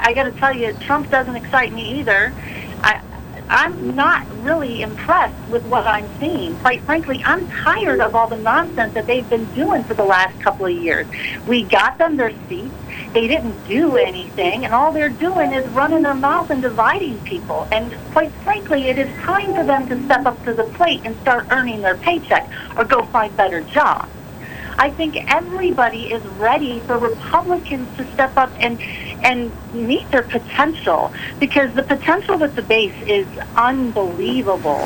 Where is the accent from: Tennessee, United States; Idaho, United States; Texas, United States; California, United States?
Idaho, United States; I'm from Idaho